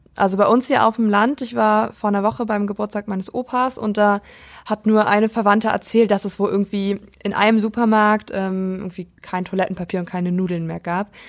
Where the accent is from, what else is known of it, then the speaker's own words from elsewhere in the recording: Prignitz district, Brandenburg, Germany; ich komme ja aus dem Landkreis Prignitz in Brandenburg